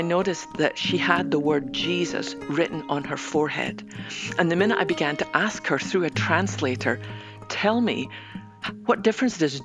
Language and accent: English; west coast of Scotland, United Kingdom; now in Dallas, United States; I might live in Dallas, Texas, but I was born on the west coast of Scotland